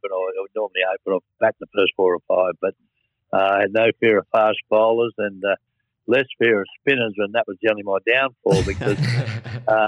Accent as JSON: {"language": "English", "region": "Western Australia", "country": "Australia", "said": "I'm West Australian, and I'm an avid sports lover."}